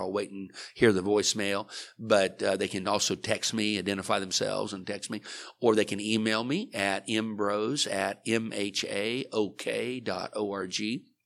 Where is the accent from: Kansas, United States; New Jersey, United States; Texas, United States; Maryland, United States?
Kansas, United States; Liberal; now in Oklahoma, United States; I grew up in Liberal, Kansas